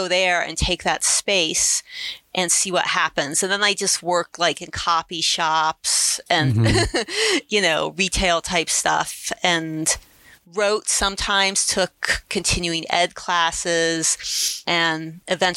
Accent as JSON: {"language": "English", "region": "Ohio", "country": "United States", "tie": "born or raised there", "said": "I'm from Ohio"}